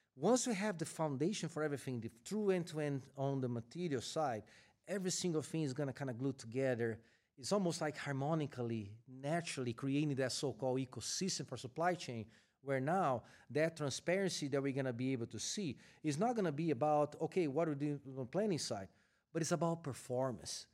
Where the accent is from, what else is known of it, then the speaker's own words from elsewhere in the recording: Brazil; moved away as an adult; now in United States; I am originally from Brazil, where I started my career with Eaton. Then I got a chance to relocate to the U S